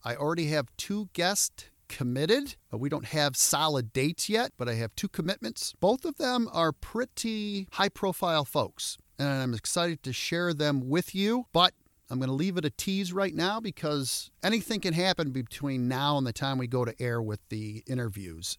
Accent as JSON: {"language": "English", "town": "Royal Oak", "region": "Michigan", "country": "United States", "tie": "born or raised there", "said": "I grew up in Royal Oak"}